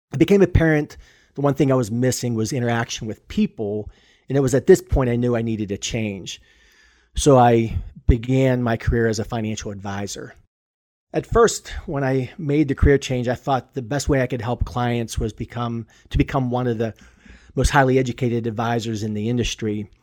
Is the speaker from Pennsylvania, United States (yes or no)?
yes; Pittsburgh, Pennsylvania, United States; I was born and raised in Pittsburgh